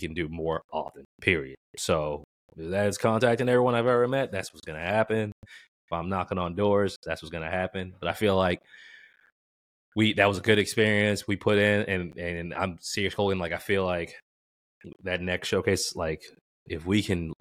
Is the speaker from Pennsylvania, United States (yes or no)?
no; Boston, Massachusetts, United States; growing up in Boston